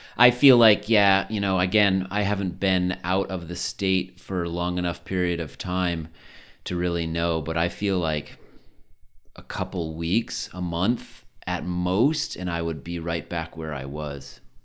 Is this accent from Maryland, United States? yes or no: no; Connecticut, United States; moved away as an adult; now in Colorado, United States; where I grew up in Connecticut